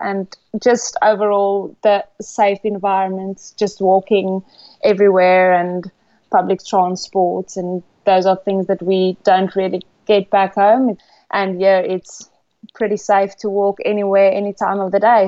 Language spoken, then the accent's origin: English; South Africa; moved away as an adult; now in England; I'm from South Africa. Back home, I'm an accountant